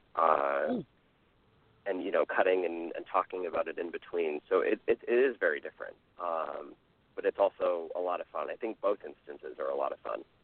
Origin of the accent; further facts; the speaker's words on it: Bay Area near San Francisco, California, United States; I grew up in the Bay Area near San Francisco